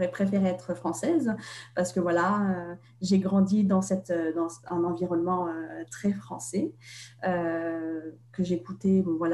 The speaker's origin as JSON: {"language": "French", "country": "Russia", "tie": "born there", "said": "alors que moi je suis née en Russie"}